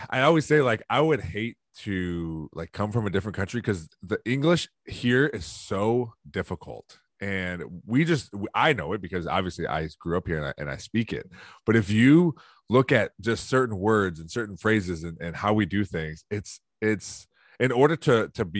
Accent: Toledo, Ohio, United States; also born or lived in Perrysburg, Ohio; I grew up in Toledo. I moved when I was 14. I bought a house. My first house with my wife was in Toledo. We lived there for about 3 years and moved back to Perrysburg where I'm from

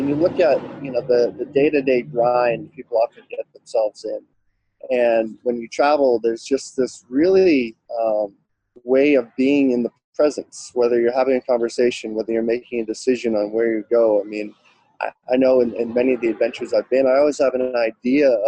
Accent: Boston area, Massachusetts, United States; moved away as an adult; also born or lived in Hawaii; now in California, United States; I grew up about half hour outside of Boston and found my way to California initially for love many years ago.

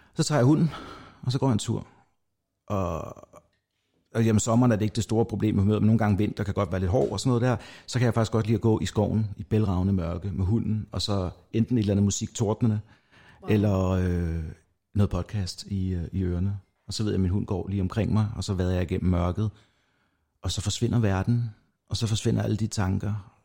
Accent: North Zealand, Denmark; jeg kommer fra Nordsjælland

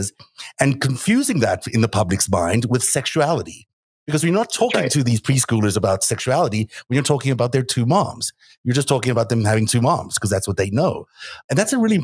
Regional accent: South Africa; I grew up in South Africa where the homosexuality was completely illegal

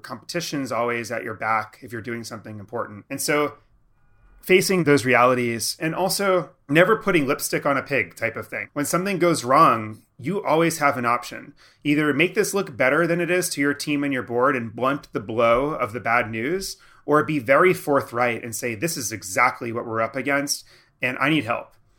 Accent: New York, United States; I was from New York

